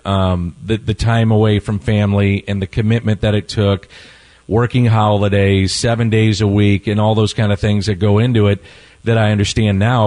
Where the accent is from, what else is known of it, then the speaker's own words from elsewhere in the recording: St. Louis, Missouri, United States; I, I, was born and raised in South St. Louis